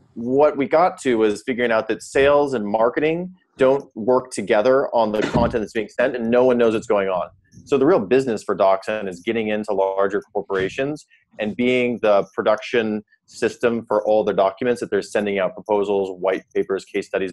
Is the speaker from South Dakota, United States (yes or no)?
yes; South Dakota, United States; moved away as an adult; also born or lived in Stanford, California; I'm from South Dakota mostly. I came out for college at Stanford